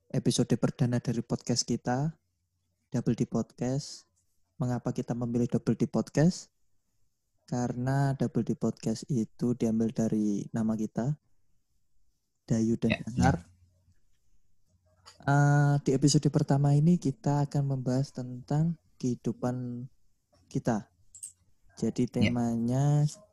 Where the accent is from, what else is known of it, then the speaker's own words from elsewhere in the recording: Pekalongan, Central Java, Indonesia; now in Semarang, Indonesia; Gue asli Pekalongan. Gue lahir tanggal 3 Januari 2002.